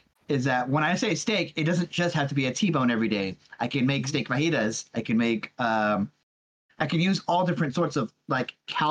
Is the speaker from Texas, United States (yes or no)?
yes; Texas, United States; I am from Texas.